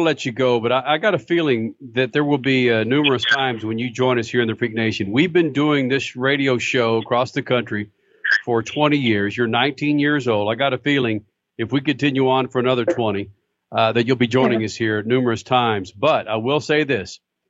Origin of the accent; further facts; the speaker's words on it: Dallas, Texas, United States; I was born and raised in Dallas